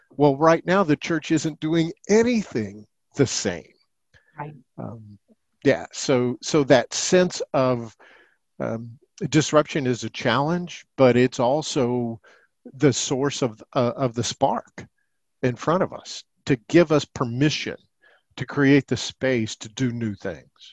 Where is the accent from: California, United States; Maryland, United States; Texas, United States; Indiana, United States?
Indiana, United States; Indianapolis; also born or lived in Ohio; I was born in Indianapolis, Indiana